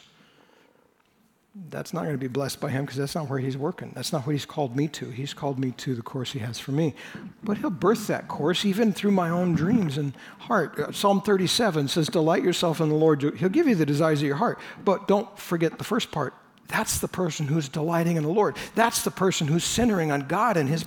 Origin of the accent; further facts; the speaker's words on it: United States; I was born in the United States